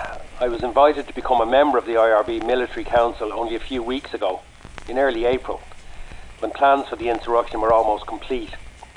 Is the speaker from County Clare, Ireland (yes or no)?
no; Cloughjordan, Tipperary, Ireland; No, I was born in Clochjordan, Tipperary.